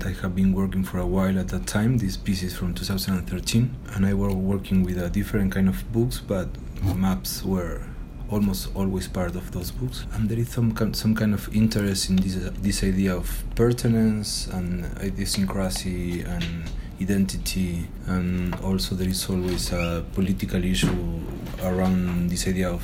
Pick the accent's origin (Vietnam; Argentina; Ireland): Argentina; Buenos Aires; English is a second language; moved away as an adult; now in Mexico City, Mexico; I'm from Argentina, from Buenos Aires. I've been living in Mexico City the last 7 years